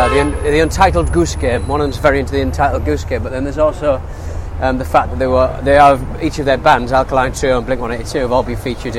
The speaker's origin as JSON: {"language": "English", "region": "England", "country": "United Kingdom", "accent": "English", "said": "with my charming English accent"}